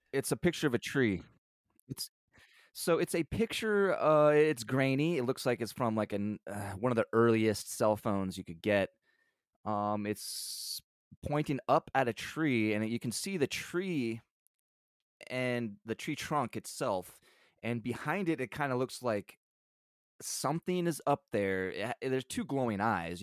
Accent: United States; I grew up sixty miles from the border

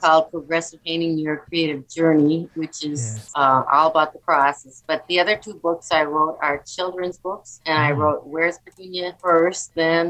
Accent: Fargo, North Dakota, United States; I'm from Fargo, North Dakota.

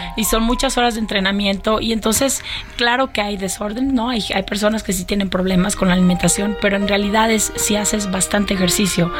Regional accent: Mexico; poder presentarlo en mi país y que además los 40 hombres que me acompañan sean mexicanos

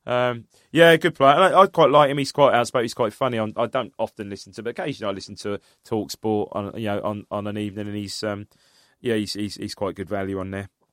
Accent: United Kingdom; I grew up in Charter

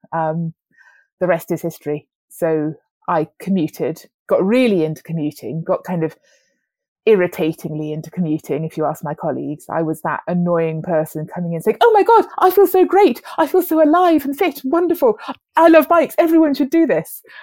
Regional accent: Wales, United Kingdom; moved away; also born or lived in London; I grew up in Wales

